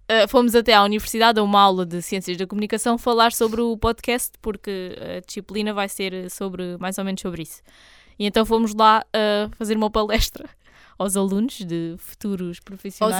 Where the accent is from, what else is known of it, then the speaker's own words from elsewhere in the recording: Algarve, Portugal; se não soubessem que eu era daqui, não, di não diriam que eu era porque não tenho propriamente assim sotaque